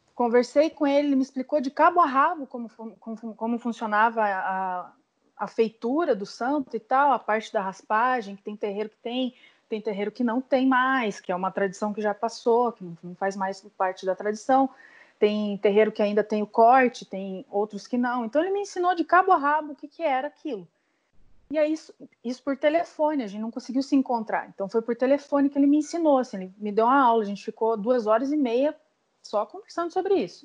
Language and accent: Portuguese; Curitiba, Paraná, Brazil; moved away as an adult; also born or lived in São Paulo / Salvador; a gente veio embora para Curitiba que é onde eu é, é, a minha cidade natal